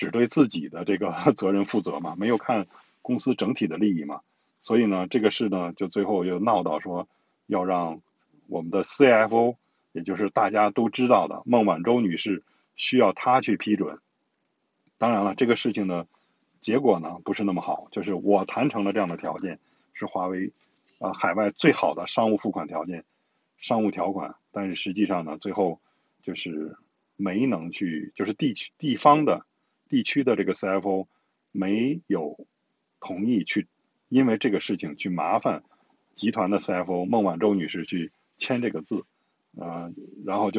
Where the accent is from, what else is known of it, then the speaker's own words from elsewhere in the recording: China; 他是对我们中国人很有好感的。